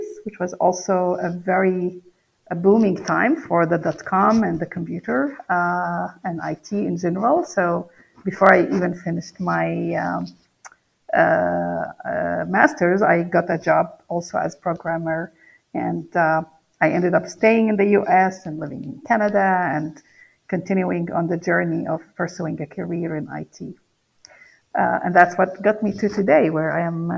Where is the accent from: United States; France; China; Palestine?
Palestine; English is a second language; moved away; I grew up in the Middle East in Palestine.